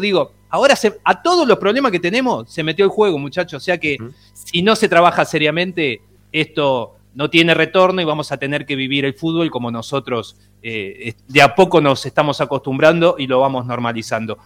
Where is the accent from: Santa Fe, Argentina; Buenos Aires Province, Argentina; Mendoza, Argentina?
Buenos Aires Province, Argentina; Ituzaingó; soy de Ituzaingó, vivía enfrente de la cancha